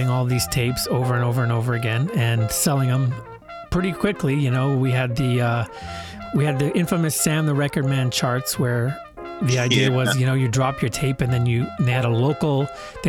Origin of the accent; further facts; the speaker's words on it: Winnipeg, Manitoba, Canada; I'm from Winnipeg